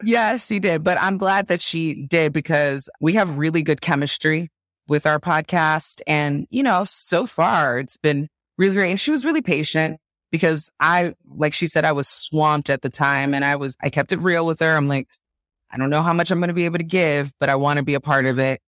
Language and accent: English; Nigeria; I'm Nigerian